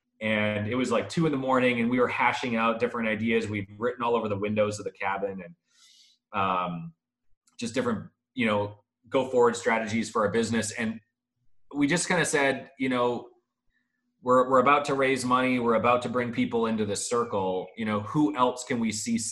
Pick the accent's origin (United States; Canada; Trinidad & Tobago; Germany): Canada; moved away as an adult; Born and raised in Canada, moved here about 7 years ago.